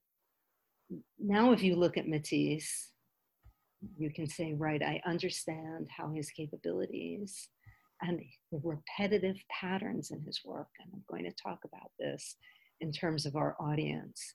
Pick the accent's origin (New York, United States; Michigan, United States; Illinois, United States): New York, United States; When I was a child, growing up in New York